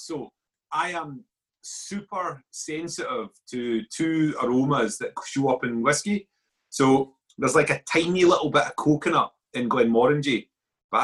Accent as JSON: {"language": "English", "town": "Coatbridge", "region": "Scotland", "country": "United Kingdom", "tie": "born or raised there", "said": "where I grew up in Coatbridge, the house was at the end of a road"}